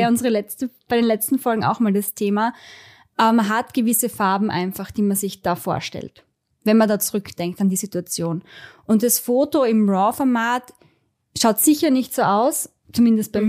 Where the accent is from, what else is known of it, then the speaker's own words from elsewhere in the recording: Styria, Austria; bei uns in der Steiermark